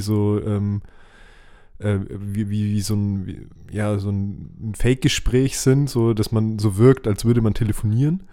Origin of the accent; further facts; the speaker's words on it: Germany; bei uns in Deutschland